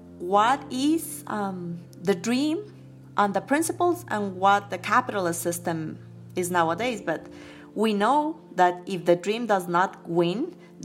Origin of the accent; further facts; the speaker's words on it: Quito, Pichincha, Ecuador; I grew up in Quito. My father is from El Carchi, which is a northern province.